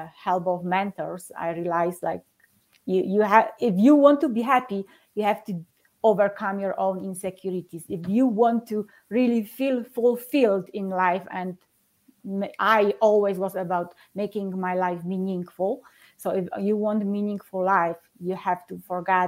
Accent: Poland; English is a second language; moved away as an adult; now in Colorado Springs, United States; I'm living in Colorado Springs, Colorado, but I'm originally from Poland

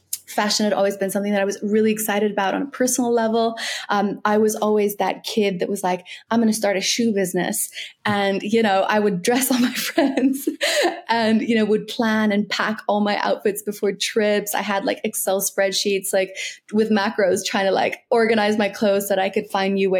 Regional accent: South Africa; now in London, United Kingdom; So I'm South African

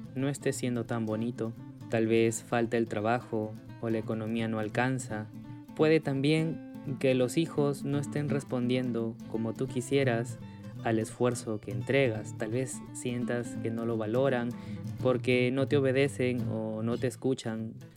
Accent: Peru; soy de Perú

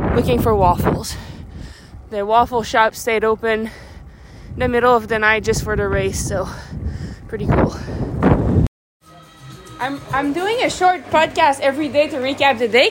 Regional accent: Minnesota, United States; I'm from uh, Minnesota

